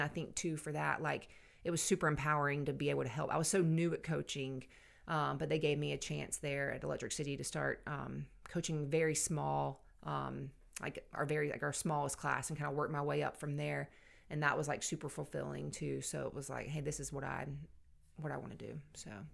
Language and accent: English; Savannah, Georgia, United States; moved away as an adult; now in Anderson, United States; I grew up in Savannah, Georgia